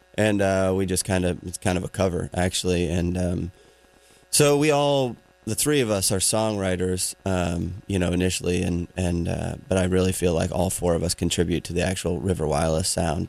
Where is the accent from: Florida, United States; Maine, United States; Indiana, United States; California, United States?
Maine, United States; I grew up in in Maine